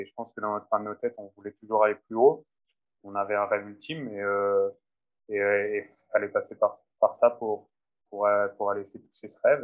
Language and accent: French; France; moved away; je suis français